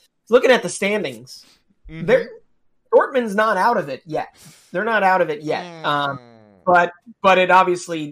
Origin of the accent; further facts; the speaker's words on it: United States; me being an American